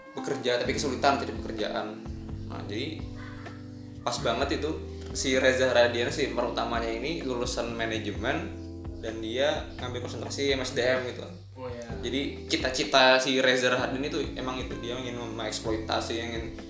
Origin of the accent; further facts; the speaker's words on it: Banjarbaru, South Kalimantan, Indonesia; moved away; aku asli orang Banjar Baru